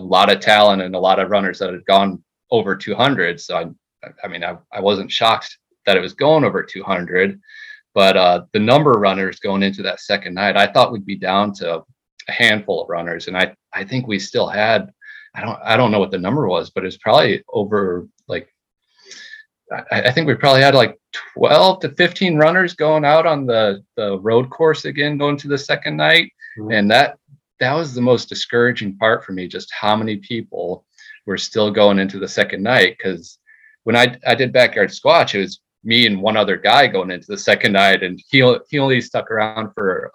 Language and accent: English; New Jersey, United States; I'm from New Jersey